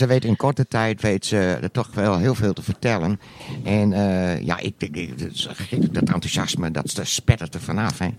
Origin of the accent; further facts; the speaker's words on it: Netherlands; ben ik een, echte Hollander